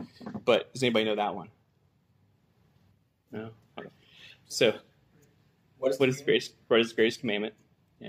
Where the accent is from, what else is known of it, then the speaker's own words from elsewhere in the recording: Gallipolis, Ohio, United States; I'm from Galpolis, Ohio, which is a little podunk town in the middle of nowhere in southeastern Ohio. So I grew up living on a farm most of my life.